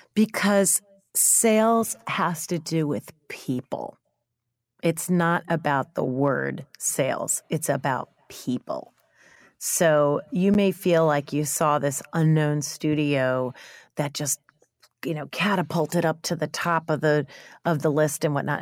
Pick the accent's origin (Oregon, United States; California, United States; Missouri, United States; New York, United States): New York, United States; I'm a New Yorker